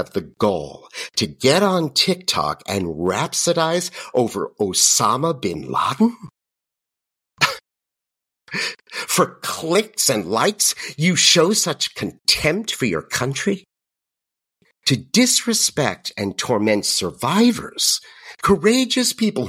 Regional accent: United States; I'm also an American

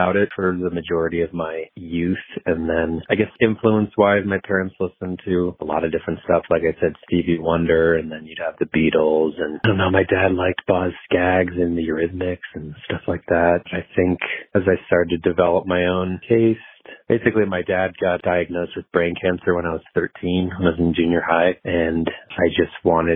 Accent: Boulder, Colorado, United States; also born or lived in Austin, Texas; born and raised mostly in the Boulder area. I was born in Austin, Texas, moved here when I was little

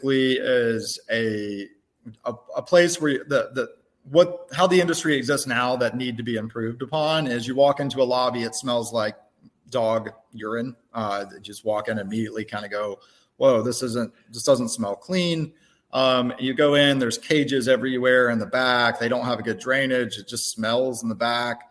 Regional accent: Tuscaloosa, Alabama, United States; now in Birmingham, United States; I grew up in Tuscaloosa

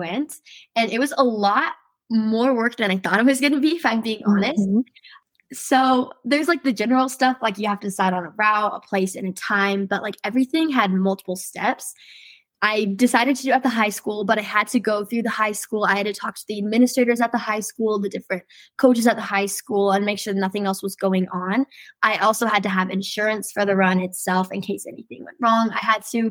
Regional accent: Salem, Utah, United States; I'm from Salem, Utah, and I'm going to be a senior at Salem Hills High School this next year.

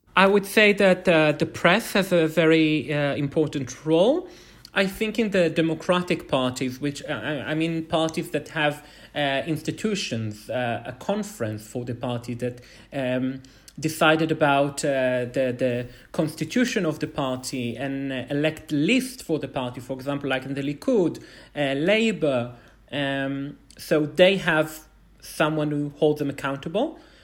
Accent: Bnei Brak, Tel Aviv District, Israel; also born or lived in Jerusalem, Israel; I'm originally from Bnei Brak

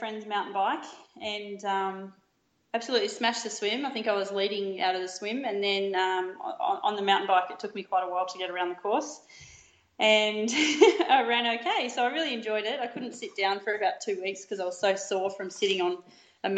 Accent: Yamba, New South Wales, Australia; moved away as an adult; also born or lived in Melbourne; My pop used to drive me over to Ballina to do my training. I was from Yamba, so it's about 1 hour 15.

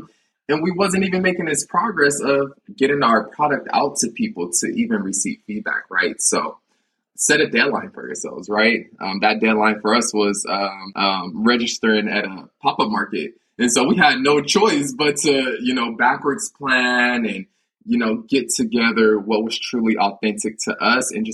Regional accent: United States; growing up in America

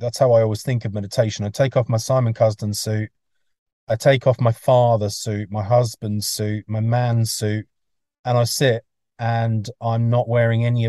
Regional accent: England, United Kingdom; moved away; also born or lived in Mullumbimby, Australia; I'm English

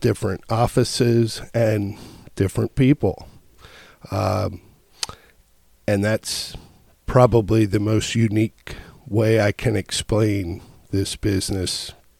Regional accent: Elizabethtown, Pennsylvania, United States; I'm from Elizabethtown.

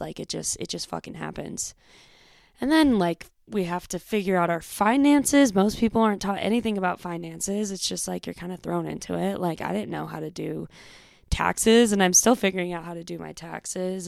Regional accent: Bay Area, California, United States; moved away as an adult; also born or lived in Northern Arizona; I grew up in the Bay Area in California, um, a suburb. I was, like, forty minutes outside of San Francisco

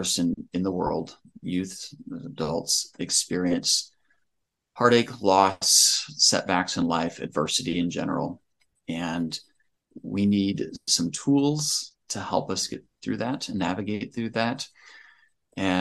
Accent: Northwest Ohio, United States; I am from Northwest Ohio, small town

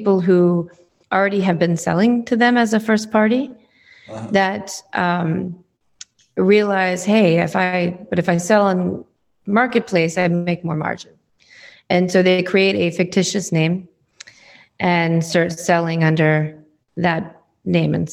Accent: New England, United States; now in Seattle, United States; I grew up in New England

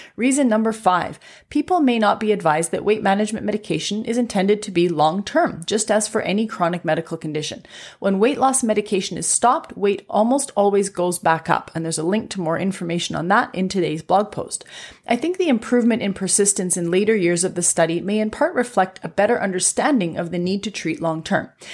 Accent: Canada; I'm a Canadian physician

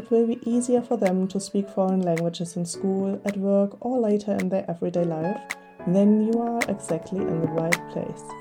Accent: Germany; accent: German; English is a second language; now in Hamburg, Germany; I speak English with a German accent

